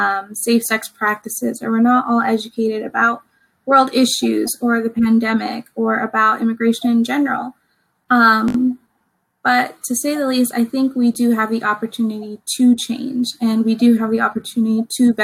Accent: United States; I was born here in the US. My father immigrated when he was 4, so he was naturalized as a US citizen.

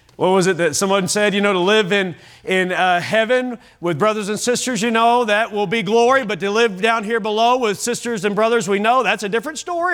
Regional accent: Kentucky, United States; now in Oklahoma, United States; I'm from Kentucky

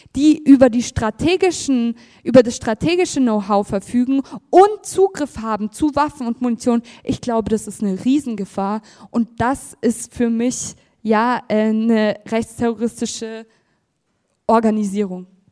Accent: Munich, Bavaria, Germany; ich bin ja aus München

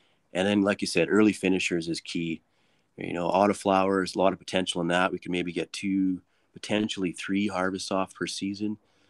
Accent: Alberta, Canada; And from that time, I was from Alberta, and it just blew my mind that it was so open and accepted there.

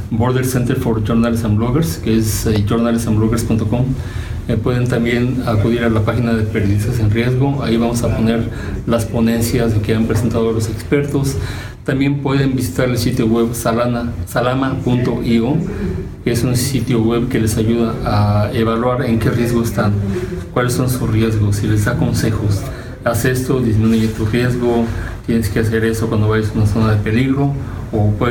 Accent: Mexico; Bueno, yo soy mexicano y desafortunadamente tengo que decir que mi país

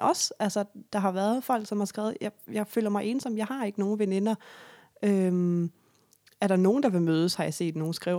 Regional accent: Sønderborg, Southern Denmark, Denmark; moved away; Sønderborg, Lille Sønderborg, hvor jeg kommer fra

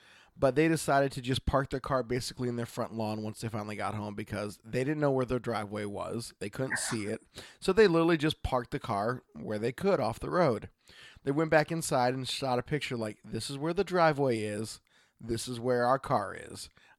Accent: Oregon, United States; from Oregon.

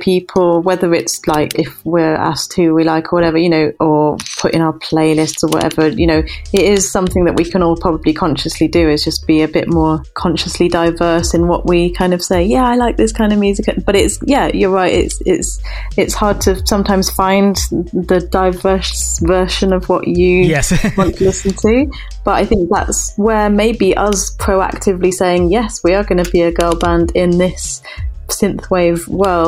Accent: United Kingdom; we're British

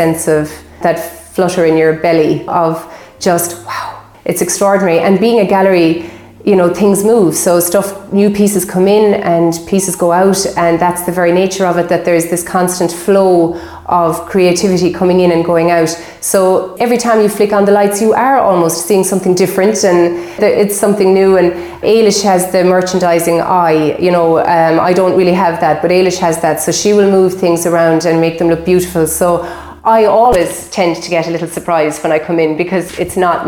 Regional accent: Kilbaha, Munster, Ireland; I grew up here in Kilbaha on beautiful Loop Head Peninsula

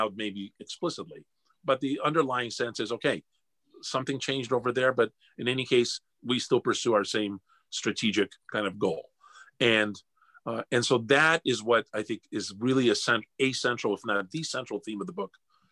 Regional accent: United States; also born or lived in Russia; During my childhood as a Russian growing up in the West, as a Russian growing up in America, as a Russian American

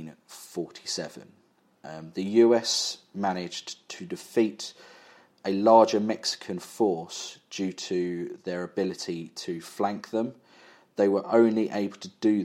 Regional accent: England, United Kingdom; us being English

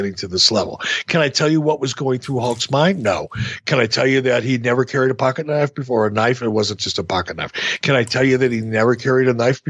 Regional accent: Detroit, Michigan, United States; I grew up in Detroit.

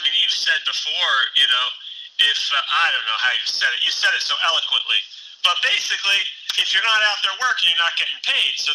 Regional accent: New Jersey, United States; I grew up in South Jersey in the 90s

